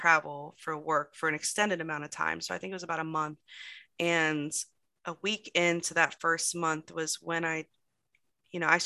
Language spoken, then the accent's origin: English; Florida, United States; moved away as an adult; also born or lived in Virginia; I grew up in Florida